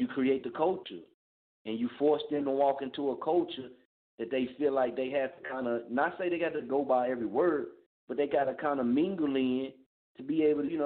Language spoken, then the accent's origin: English; Muskogee, Oklahoma, United States; born or raised there; now in Wichita, United States